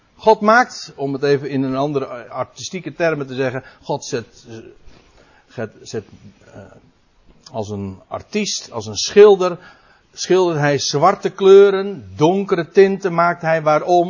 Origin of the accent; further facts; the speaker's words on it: Netherlands; als Nederlanders